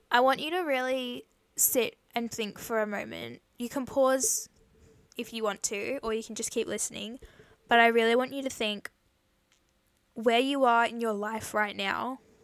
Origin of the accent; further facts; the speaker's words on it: Queensland, Australia; I'm from Australia in Queensland